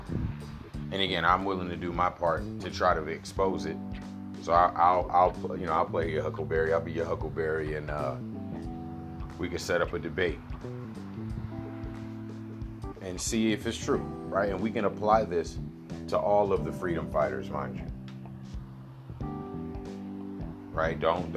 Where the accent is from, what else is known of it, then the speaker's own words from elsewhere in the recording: United States; I'm an American